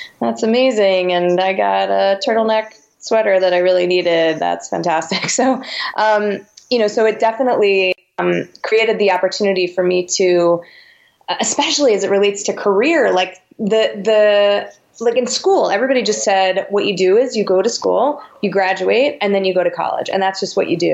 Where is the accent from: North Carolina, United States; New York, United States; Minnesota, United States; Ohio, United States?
New York, United States; Westchester; born or raised there